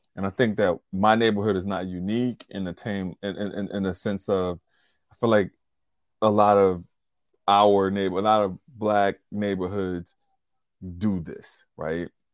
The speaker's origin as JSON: {"language": "English", "town": "Covington", "region": "Louisiana", "country": "United States", "tie": "born or raised there", "moved": "yes", "said": "I was in Covington, Louisiana, my hometown."}